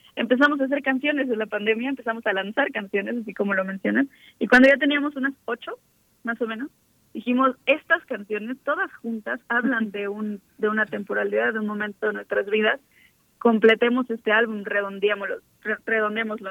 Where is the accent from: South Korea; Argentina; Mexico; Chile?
Mexico; Veracruz; moved away as an adult; also born or lived in Xalapa, Veracruz; now in Mexico City, Mexico; somos de Veracruz